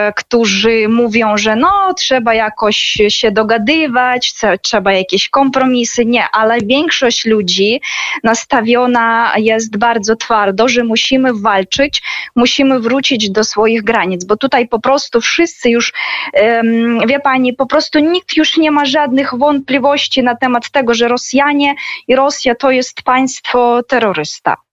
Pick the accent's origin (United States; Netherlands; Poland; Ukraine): Ukraine; Sievierodonetsk, Luhansk Oblast; Polish is a second language; now in Kharkiv, Ukraine; ja też urodziłam się właśnie w tym miasteczku małym Siewierodonieck w obwodzie ługanskim